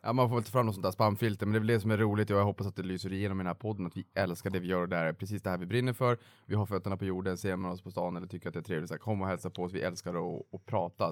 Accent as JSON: {"language": "Swedish", "region": "Norrbotten County", "country": "Sweden", "moved": "as an adult", "said": "jag kom ju faktiskt från Norrbotten och flyttade ju ner under finanskrisen"}